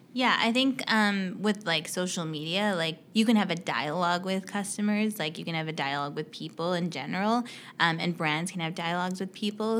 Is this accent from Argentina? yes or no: no; Canada; also born or lived in United States; I'm Canadian, so I, I went to school in the U S and I moved back to Canada after I graduated